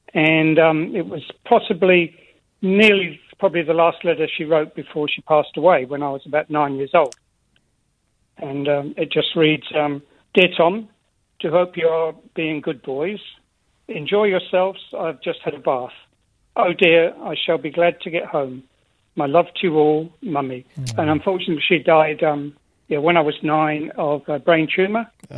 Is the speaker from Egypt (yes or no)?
yes; Egypt; born there; I was born in Egypt, and he was killed by terrorists.